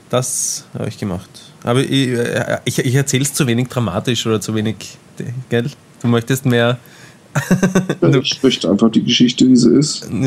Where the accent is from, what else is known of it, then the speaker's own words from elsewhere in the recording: Austria; Ich bin Österreicher, ich, wir machen das anders.